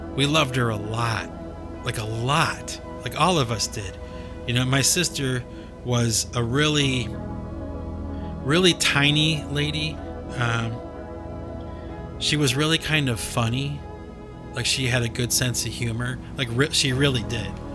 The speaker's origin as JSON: {"language": "English", "town": "Cleveland", "region": "Ohio", "country": "United States", "tie": "born or raised there", "moved": "yes", "said": "my hometown"}